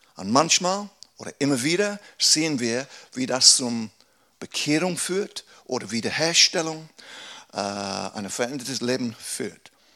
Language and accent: German; England, United Kingdom; German is a second language; moved away as an adult; now in Aarau, Switzerland; Ein Engländer, der Deutsch spricht